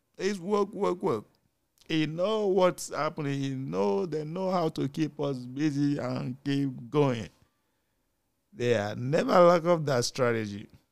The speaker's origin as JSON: {"language": "English", "country": "Nigeria", "said": "As a Nigerian parent"}